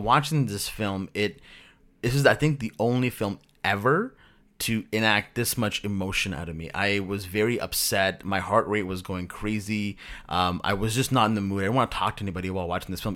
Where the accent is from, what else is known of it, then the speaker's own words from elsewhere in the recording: Pakistan; moved away; I'm from Pakistan originally